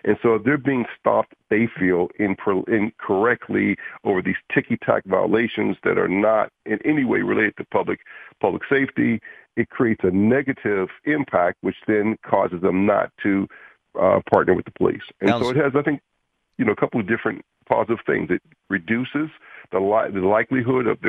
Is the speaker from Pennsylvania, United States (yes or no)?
yes; Pittsburgh, Pennsylvania, United States; I grew up in Homewood